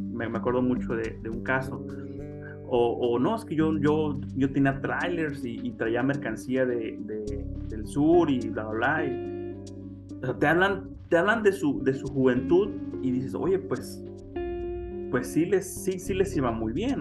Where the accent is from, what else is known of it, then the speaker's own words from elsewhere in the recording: Mexico; los mexicanos